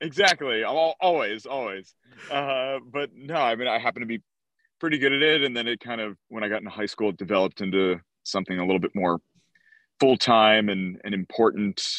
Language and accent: English; outside of Philadelphia, New Jersey, United States; I grew up in South Jersey, outside of Philadelphia